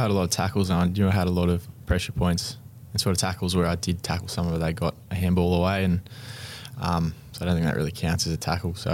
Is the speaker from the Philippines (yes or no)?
no; Canberra, Australian Capital Territory, Australia; Uh, Canberra was a pretty fun place to grow up. Um, it was uh, heavily rugby and rugby union um, based territory, I guess.